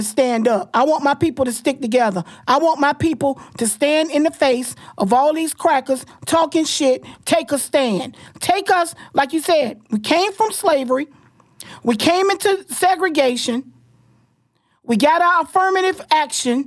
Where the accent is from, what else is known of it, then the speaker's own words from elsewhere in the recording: Florida, United States; I'm born and raised in Florida